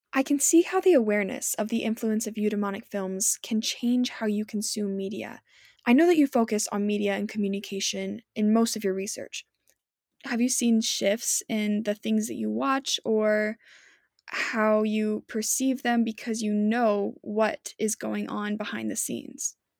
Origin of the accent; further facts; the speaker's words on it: Utah, United States; growing up in Utah, there's a lot of emphasis on religion around here